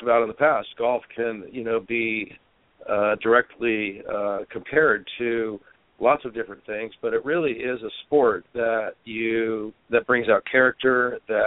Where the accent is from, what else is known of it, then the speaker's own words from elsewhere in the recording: United States; also born or lived in Scotland; living in Europe as an American